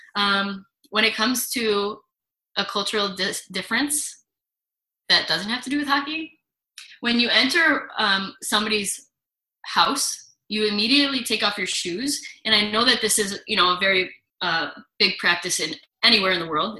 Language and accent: English; United States; moved away as an adult; also born or lived in Buffalo / St. Petersburg, Russia; now in Nizhny Novgorod, Russia; I'm American